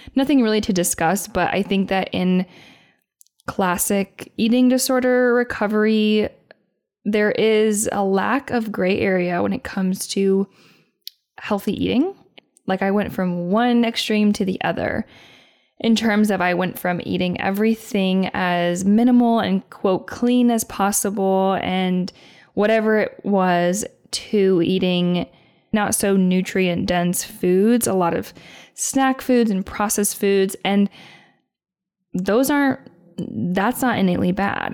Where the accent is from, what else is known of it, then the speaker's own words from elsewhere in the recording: Indiana, United States; moved away; I would be in Indiana eating a Me- Mexican avocado